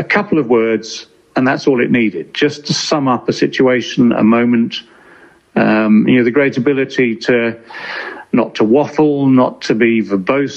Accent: England, United Kingdom; we as commentators, as English commentators in Australia

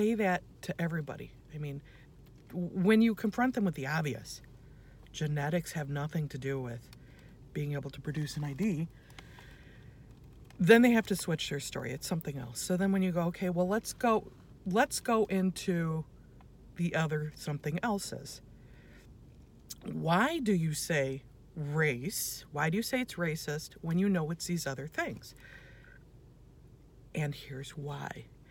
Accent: United States; first language English; I'm born in the United States. I'm an American. I speak English. That's my first language

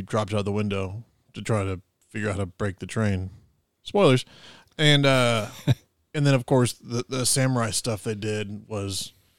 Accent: United States; We're American.

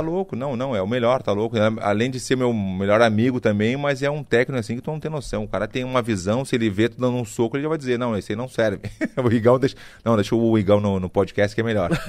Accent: Bahia, Brazil; accent: Bahian; moved away as an adult; also born or lived in United States; now in Florianópolis, Brazil; o negócio do, do Bahia é minha, meu sotaque, morei muito tempo fora do Brasil, mas o sotaque não adianta

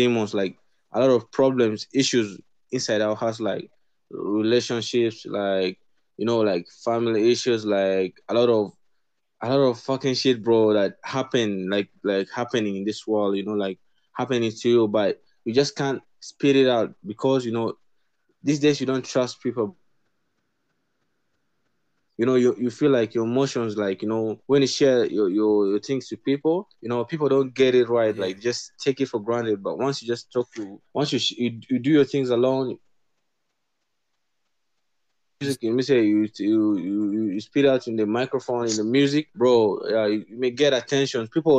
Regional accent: Kenya; I'm a Kenyan, South Sudanese. You know, I'm basing in Kenya right now.

